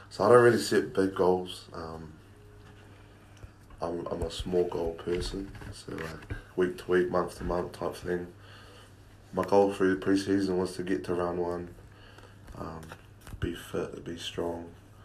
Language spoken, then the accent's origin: English; Northland, New Zealand; I supported the Blues growing up because I'm from Northland, so